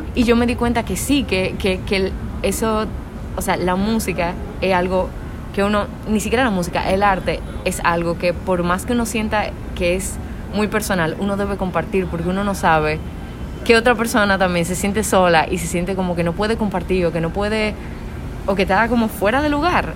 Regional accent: Dominican Republic; una cantautora de República Dominicana

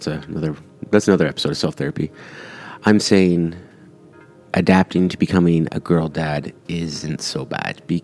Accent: Canada; I was born here in Canada. My parents are both Italian immigrants, and I'm first Canadian, first generation Canadian

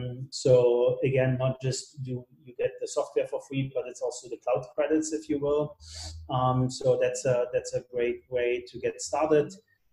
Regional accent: Germany; English is a second language; moved away as an adult; now in United States; So that was kind of my first job when I came to California from Germany.

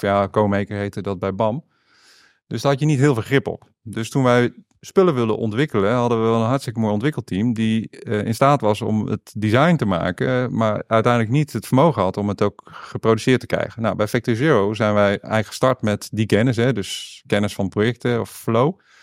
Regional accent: Noordwijk, South Holland, Netherlands; also born or lived in Deventer; Ik ben opgegroeid, ik ben geboren in Deventer, maar opgegroeid in Noordwijk.

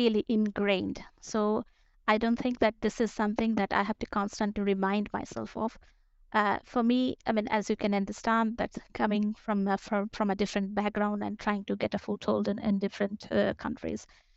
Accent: Kolkata, West Bengal, India; moved away as an adult; also born or lived in Bangalore, India / France / United Kingdom; now in Stockholm, Sweden; I am from Calcutta, and then I started working in Bangalore

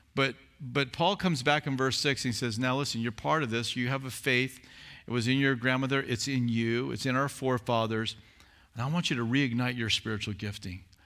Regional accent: Southern California, United States; I was from Southern California

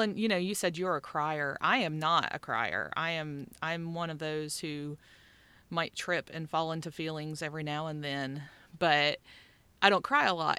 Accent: West Virginia, United States; moved away; I grew up in West Virginia

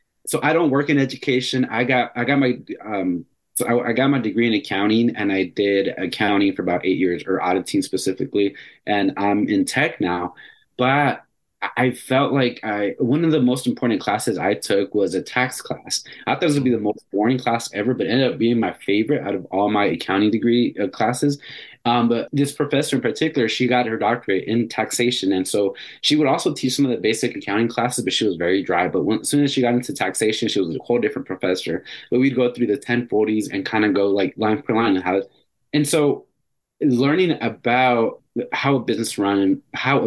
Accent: Phoenix, Arizona, United States; I grew up in Phoenix, and I grew up in the inner city and the bad side of town

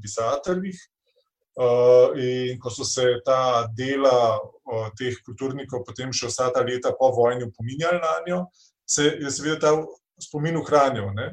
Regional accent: Slovenia; Slovenci smo

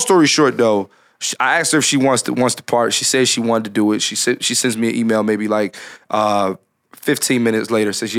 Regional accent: Philadelphia, Pennsylvania, United States; born and raised in Philadelphia

